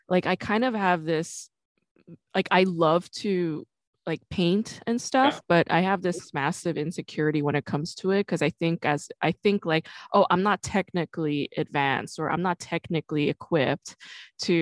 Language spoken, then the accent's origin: English; New York, United States; I'm from New York